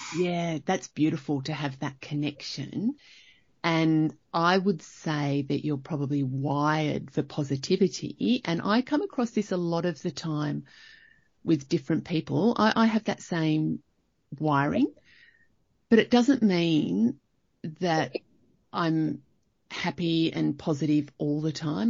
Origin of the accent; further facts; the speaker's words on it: Young, New South Wales, Australia; now in Canberra, Australia; I grew up in Young